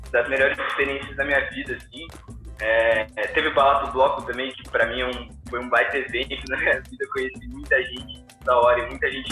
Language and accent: Portuguese; Vinhedo, São Paulo, Brazil; moved away as an adult; also born or lived in southern Brazil; eu sou do interior de São Paulo, sou de Vinhedo.